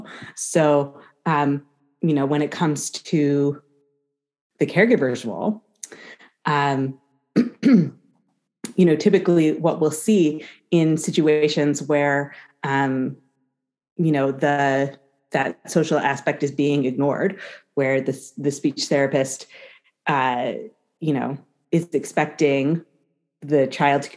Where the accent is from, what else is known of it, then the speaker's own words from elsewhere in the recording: United States; accent: American English; We both speak with American English accents because we're from America